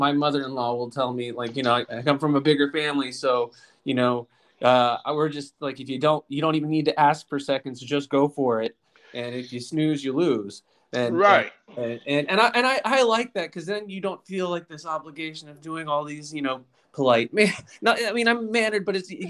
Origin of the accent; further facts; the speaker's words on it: Lynchburg, Virginia, United States; now in Washington, United States; I grew up in Virginia.